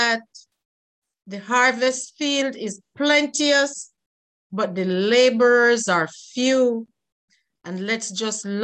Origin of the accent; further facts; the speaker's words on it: Jamaica; I'm from Jamaica